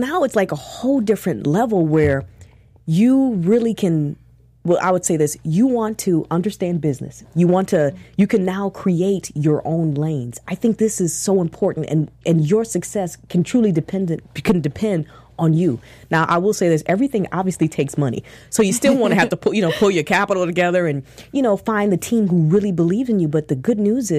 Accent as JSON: {"language": "English", "town": "Minneapolis", "region": "Minnesota", "country": "United States", "said": "I'm from Minneapolis"}